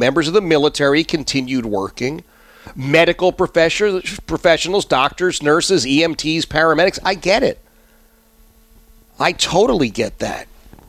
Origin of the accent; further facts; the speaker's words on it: Philadelphia, Pennsylvania, United States; I'm telling you, I grew up in Philadelphia, and you knew that people loved America?